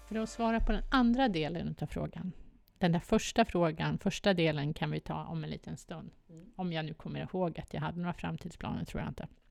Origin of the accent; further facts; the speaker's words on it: Stockholm, Stockholm County, Sweden; jag kommer från Västerort, jag älskar Västerort